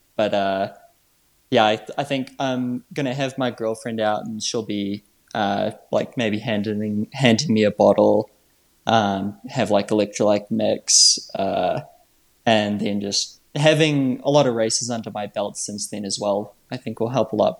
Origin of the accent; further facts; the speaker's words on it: New Zealand; moved away; originally I'm from New Zealand